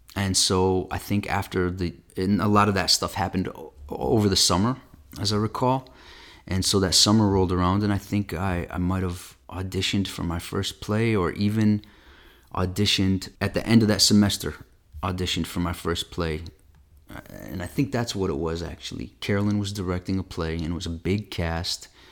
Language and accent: English; Flint, Michigan, United States; I was kinda growing up there in the eighties